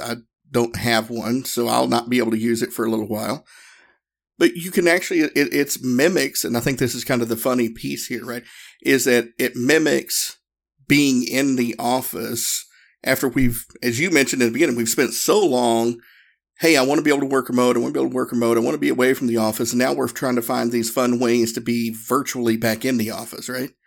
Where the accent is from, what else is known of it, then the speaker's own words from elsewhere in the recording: the South, United States; me and my, my training partner, partner at the time, we're both from the South